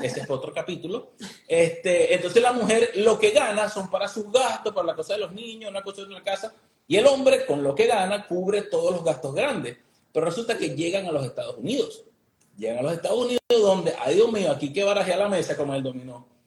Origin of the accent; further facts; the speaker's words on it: Venezuela; now in Miami, United States; nosotros somos Venezuela, vienen de Venezuela